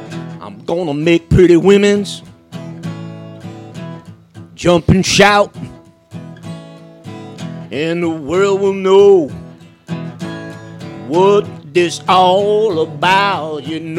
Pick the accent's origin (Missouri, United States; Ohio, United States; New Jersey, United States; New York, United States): New York, United States; Bronx; I picked it up when I was little. We'd sit on the backyard in the Bronx. Play some. But there's no such thing as Italian blues.